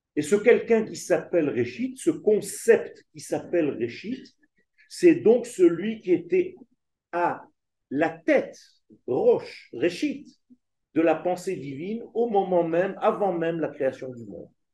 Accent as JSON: {"language": "French", "country": "Israel", "tie": "born or raised there", "said": "J'ai vécu en Israël euh, toutes les guerres pratiquement, puisque je suis né en Israël, la guerre de six jours, la guerre de Kippour, étant enfant"}